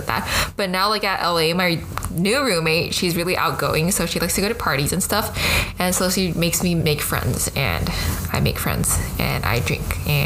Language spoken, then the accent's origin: English; Taiwan; accent: American; moved away as an adult; also born or lived in Hawaii, United States / California, United States; now in Los Angeles, United States; So I was born in Hawaii, and then I moved to Taiwan when I was 8, and then I attended like local Mandarin speaking schools all the way into high school